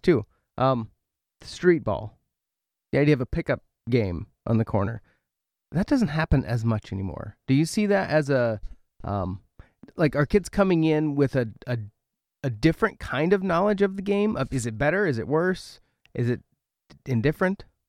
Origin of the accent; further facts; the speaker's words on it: Oregon, United States; moved away as an adult; now in Milbank, United States; I'm from Oregon